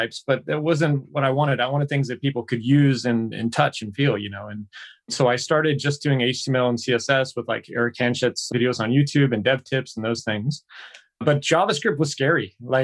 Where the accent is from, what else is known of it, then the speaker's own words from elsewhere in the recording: United States; moved away as an adult; now in Seoul, South Korea; I'm an American expat and lived here in Seoul, South Korea for the past 12 years